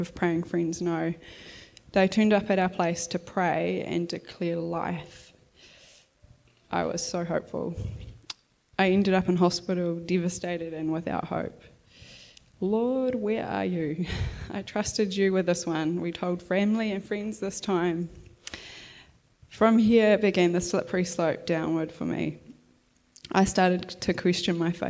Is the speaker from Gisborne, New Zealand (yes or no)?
yes; Gisborne, New Zealand; I grew up in Gisborne